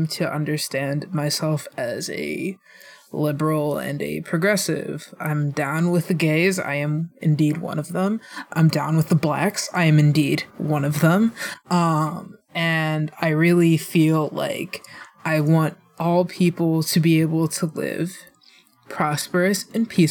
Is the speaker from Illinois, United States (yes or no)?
yes; Illinois, United States; I'm from Illinois